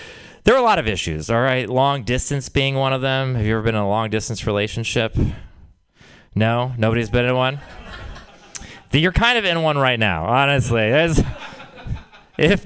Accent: Texas, United States; I'm from Texas

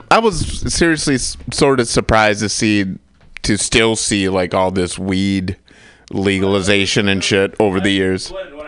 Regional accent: Michigan, United States

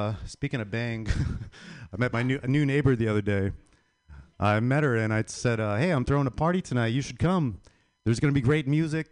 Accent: Las Vegas, Nevada, United States; I'm from Las Vegas

